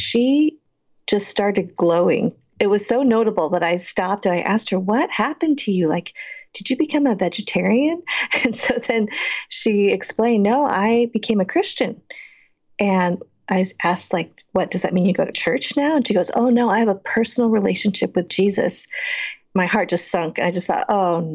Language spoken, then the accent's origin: English; Boulder, Colorado, United States; I grew up in Boulder, Colorado, one of a few, a handful really, of Asian Americans during that time